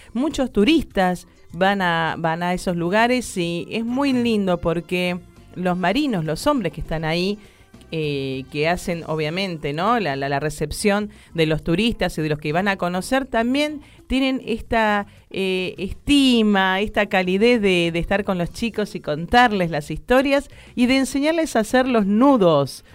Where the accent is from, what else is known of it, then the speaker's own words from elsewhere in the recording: Buenos Aires, Argentina; Yo nací en, en, acá en Buenos Aires, en Capital Federal, me crié hasta los 15 años en el barrio de La Boca.